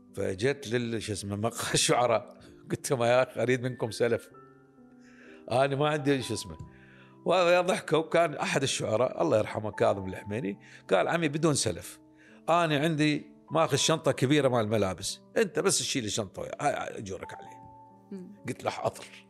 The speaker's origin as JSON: {"language": "Arabic", "country": "Iraq", "said": "عندنا بالعراق"}